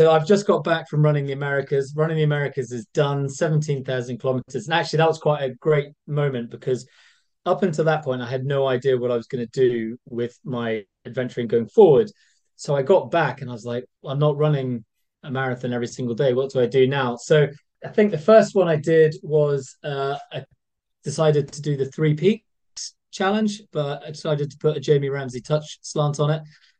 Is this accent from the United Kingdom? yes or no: yes; Scotland, United Kingdom; Being Scottish, even though I don't sound it, I spent a lot of time on the west coast of Scotland.